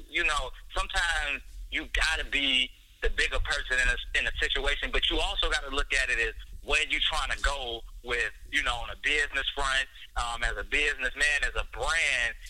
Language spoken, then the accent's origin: English; Chicago, Illinois, United States; we come from Chicago. You know, we we don't play that.